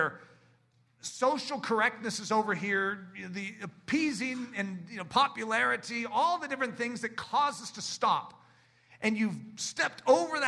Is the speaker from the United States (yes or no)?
yes; United States; I love being an American